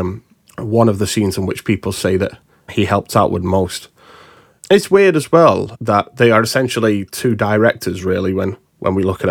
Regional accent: United Kingdom; us Brits

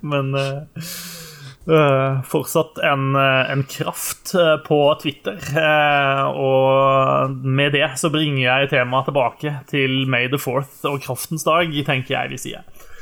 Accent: Egersund, Rogaland, Norway; jeg kommer jo ifra eh, det de eh, sjøl liker å titulere som sørlandsbyen på Vestlandet. Uh, Egersund

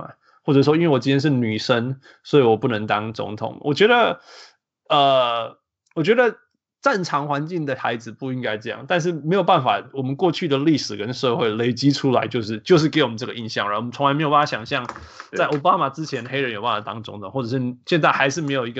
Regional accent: Canada; 其实我小时候在加拿大

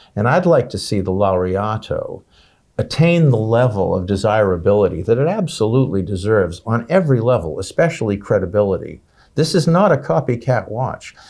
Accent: United States; I'm an American

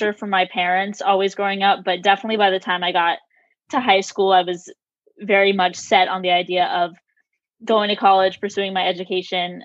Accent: Acton, Massachusetts, United States; moved away as an adult; now in Baltimore, United States; I am originally from Acton, Massachusetts, but right now I am a junior at Johns Hopkins University in Baltimore.

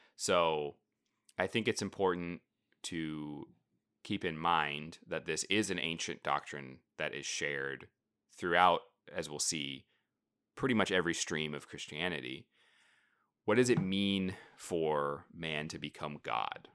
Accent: United States; being American, modern, you know, twenty-first century Protestants

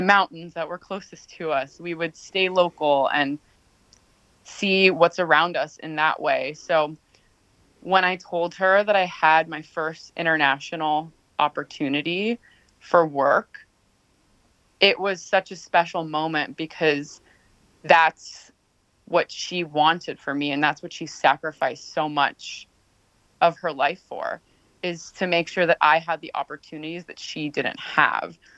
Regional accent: Los Angeles, California, United States; Growing up in Los Angeles to a single working immigrant mom from Mexico

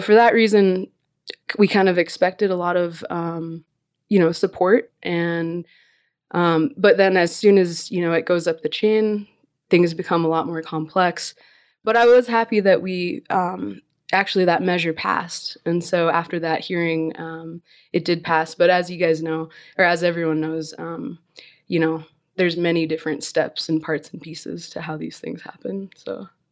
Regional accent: Alaska, United States; I'm from Alaska

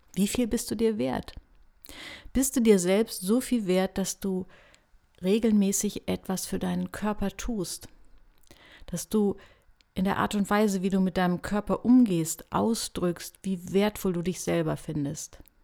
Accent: Hanover, Lower Saxony, Germany; Ich komme ja aus Hannover.

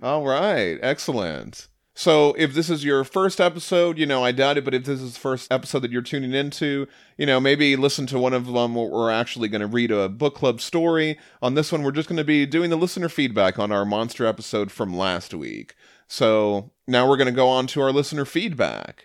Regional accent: Connecticut, United States; now in Maryland, United States; I grew up in Connecticut, just outside Fairfield

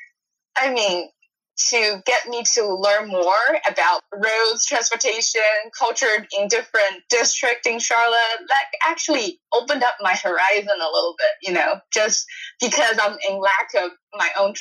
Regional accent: a town outside of Shanghai, China; English is a second language; moved away as an adult; now in Washington, D.C., United States; I was grown up in a town outside of Shanghai metropolitan area

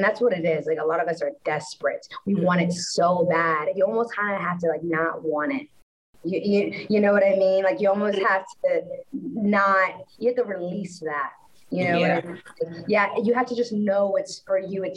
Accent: Orange, Texas, United States; I grew up, I'm from Orange, Texas, which is, like, the border of Louisiana

